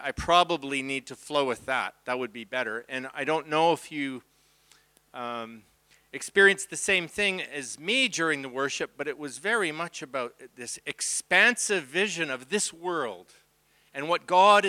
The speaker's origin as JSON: {"language": "English", "town": "Abbotsford", "region": "British Columbia", "country": "Canada", "said": "That's my wife, and we're from Abbotsford."}